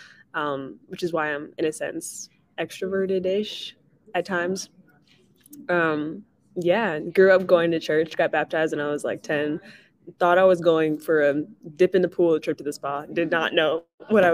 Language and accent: English; New Jersey, United States; moved away; also born or lived in California / Washington, District of Columbia, United States; I was born in Jersey